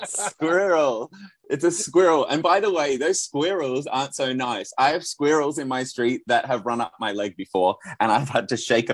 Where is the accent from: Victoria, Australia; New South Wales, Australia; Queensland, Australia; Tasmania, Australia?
New South Wales, Australia; Sydney; I'm from Sydney, so I don't know if that gives me a different accent, but my parents are Dutch and Danish, my parents were.